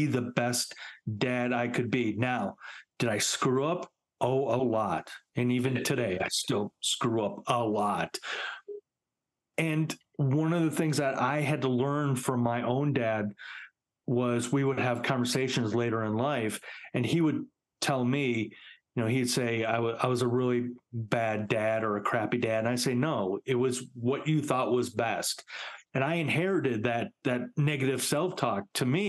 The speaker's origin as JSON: {"language": "English", "town": "Chicago", "region": "Illinois", "country": "United States", "tie": "born or raised there", "also_born_or_lived": "Highland Park, Illinois", "said": "I grew up in Chicago"}